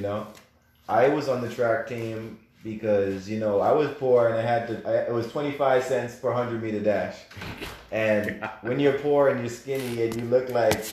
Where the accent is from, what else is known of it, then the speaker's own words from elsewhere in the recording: United States; As an American